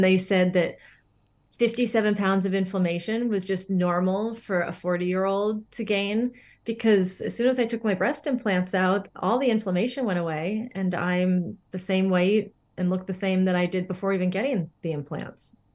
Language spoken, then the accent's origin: English; Northern California, United States; moved away as an adult; also born or lived in Pacific Northwest; I'm from an area in Northern California, and grew up for much of my life there, and then did spend some time in the Pacific Northwest.